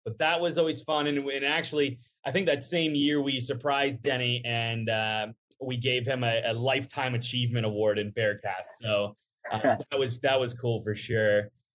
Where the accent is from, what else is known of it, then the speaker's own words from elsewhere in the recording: Cincinnati, Ohio, United States; also born or lived in Buffalo, New York; I grew up in Cincinnati